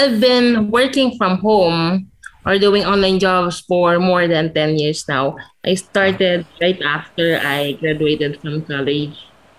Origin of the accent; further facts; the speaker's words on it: Metro Manila, Philippines; I am from Metro Manila, Philippines.